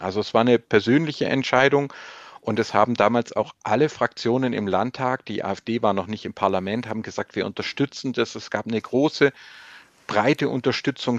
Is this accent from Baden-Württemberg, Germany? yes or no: yes; Swabia, Baden-Württemberg, Germany; als Schwabe